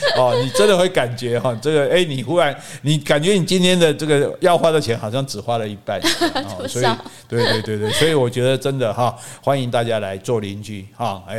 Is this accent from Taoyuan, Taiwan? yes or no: no; Taipei, Taiwan; 劝我，我是台北人，劝我搬来高雄